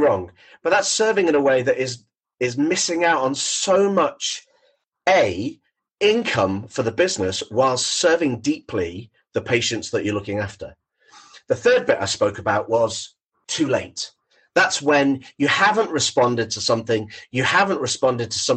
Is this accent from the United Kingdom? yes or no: yes; Thornton Hough, North West England, United Kingdom; I'm born and bred in Thornton Hough, which is on the Wirral